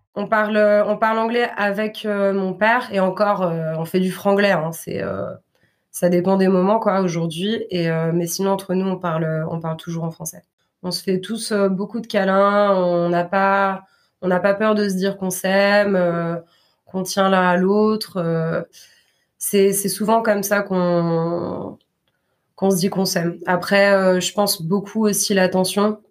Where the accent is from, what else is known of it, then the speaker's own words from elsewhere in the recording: Grenoble, Auvergne-Rhône-Alpes, France; now in Basque Country, France; je suis née en France, à Grenoble.